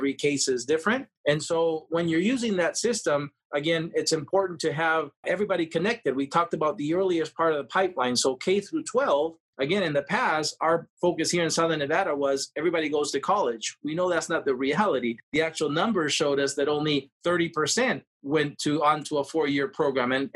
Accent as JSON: {"language": "English", "country": "Peru", "moved": "yes", "lives_now": "Las Vegas, United States", "said": "I come from Peru"}